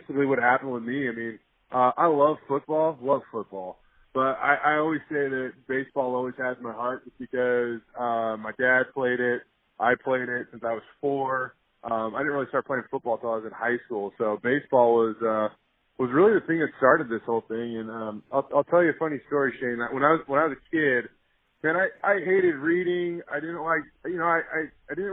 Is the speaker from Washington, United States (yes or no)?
yes; Tacoma, Washington, United States; moved away as an adult; I grew up in the Tacoma area, up in Washington, born and raised up there